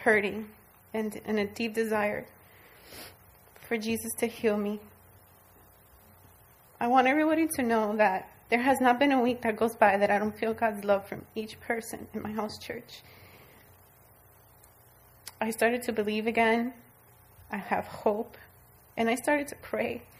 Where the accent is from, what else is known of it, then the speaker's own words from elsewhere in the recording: South Florida, United States; now in Central Florida, United States; I'm from South Florida